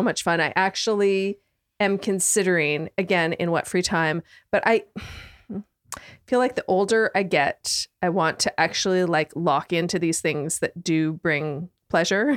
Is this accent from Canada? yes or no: yes; Canada; moved away as an adult; I'm from Canada